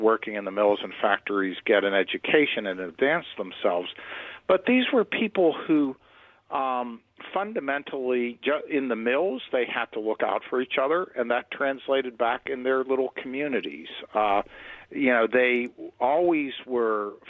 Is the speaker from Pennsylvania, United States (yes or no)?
yes; Swissvale, Pennsylvania, United States; I actually grew up right on the border of Edgewood and Swissvale